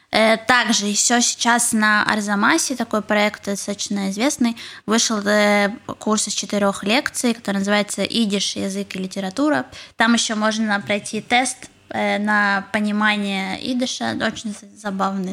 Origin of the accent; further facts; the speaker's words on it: Kharkiv, Kharkiv Oblast, Ukraine; moved away as an adult; also born or lived in Saint Petersburg; now in Israel; я из Харькова